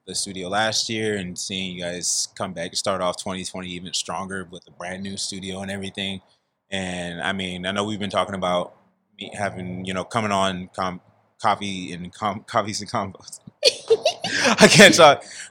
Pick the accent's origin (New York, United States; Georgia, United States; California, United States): California, United States; San Diego; I'm born and raised in San Diego, California, up in the Merritt Mesa neighborhood